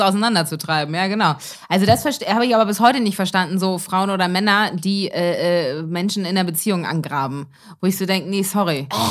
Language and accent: German; Elmshorn, Schleswig-Holstein, Germany; moved away; meiner Heimat Elmshorn